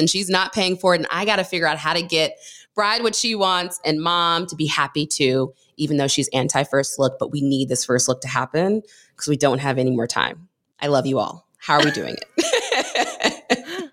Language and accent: English; Maryland, United States; I grew up in Maryland